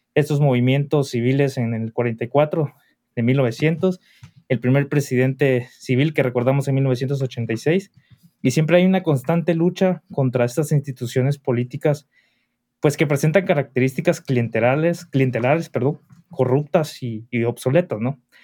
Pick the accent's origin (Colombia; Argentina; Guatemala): Guatemala; como guatemaltecos